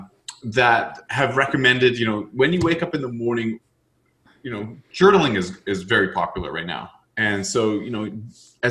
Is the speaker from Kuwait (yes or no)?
no; Canada; being Canadian